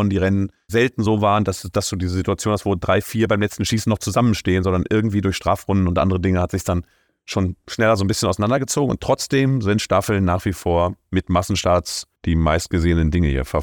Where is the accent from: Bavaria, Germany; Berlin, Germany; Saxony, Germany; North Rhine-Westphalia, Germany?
Berlin, Germany; da muss ich als Berliner